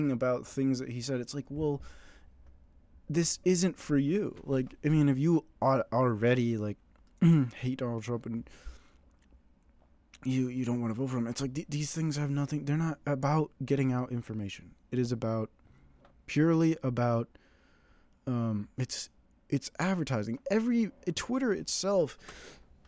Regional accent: United States; I'm an American.

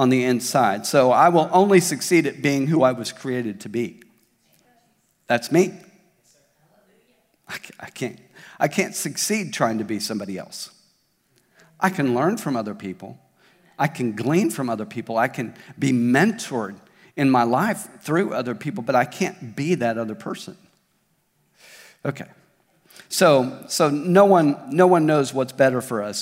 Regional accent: Tulsa, Oklahoma, United States; now in Springdale, United States; where I grew up in Tulsa, I grew up at Victory Church in Tulsa most of my life

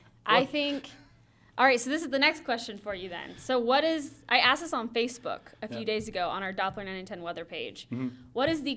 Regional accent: Tennessee, United States; now in Northern Michigan, United States; I grew up in Tennessee, and an inch of snow would shut down town until it melted.

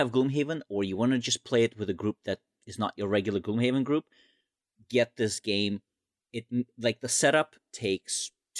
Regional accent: Canada; also born or lived in Qatar; So I am Canadian, but I lived in Qatar for a couple of years

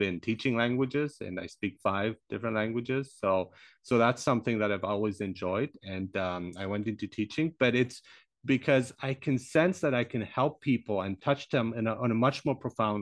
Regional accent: Germany; also born or lived in Iran; I grew up in Germany

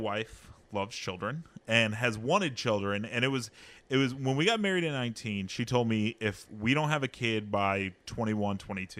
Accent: Hanford, California, United States; also born or lived in Kansas; I was born in Kansas. Mm-hmm. She was born in Hanford, but I've lived in Hanford my whole life.

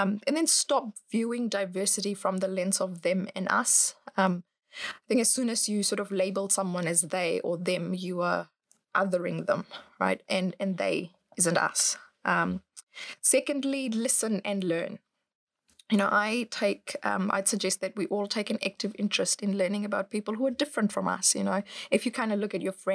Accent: Fiji; now in New Zealand; I grew up in Fiji

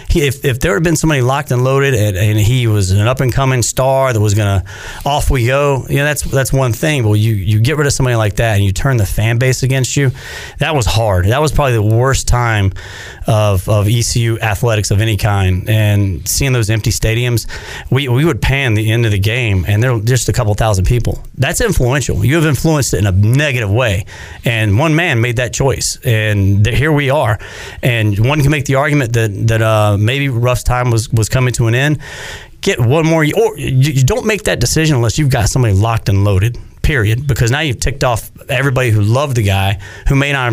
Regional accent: North Carolina, United States; I couldn't believe we just beat NC State in basketball. Because growing up on Tobacco Road, that was a dream.

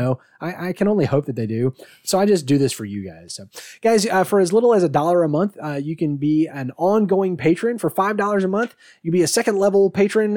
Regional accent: United States; I'm American

